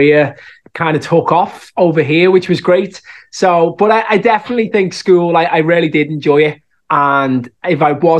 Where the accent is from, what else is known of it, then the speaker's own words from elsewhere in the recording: Liverpool, North West England, United Kingdom; accent: Scouse; moved away as an adult; now in Dublin, Ireland; I think the Scouse accent is so strong that it's always something that'll stick with me